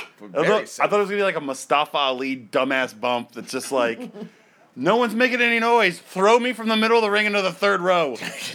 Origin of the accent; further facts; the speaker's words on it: United States; Being an American